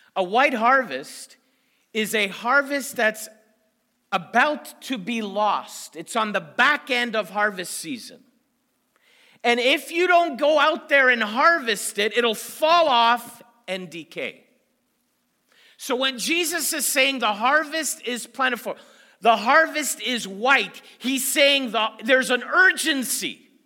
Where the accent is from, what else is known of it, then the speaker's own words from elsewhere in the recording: Canada; I'm from Canada